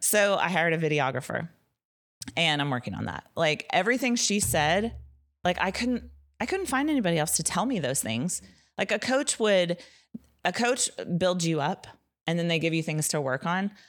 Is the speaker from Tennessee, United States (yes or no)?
yes; Nashville, Tennessee, United States; I'm from Nashville